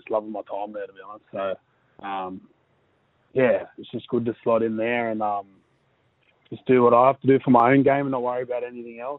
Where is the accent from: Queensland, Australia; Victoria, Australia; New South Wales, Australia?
New South Wales, Australia; Blacktown; born or raised there; now in Manly, Australia